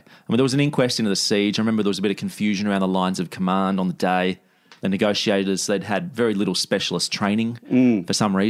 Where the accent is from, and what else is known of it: Australia